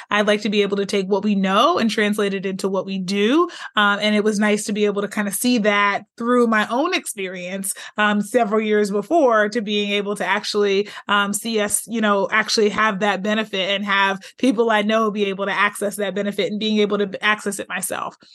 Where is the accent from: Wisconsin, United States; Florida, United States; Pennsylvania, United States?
Pennsylvania, United States; Pittsburgh; moved away as an adult; also born or lived in Michigan; now in California, United States; I'm originally from Pittsburgh, Pennsylvania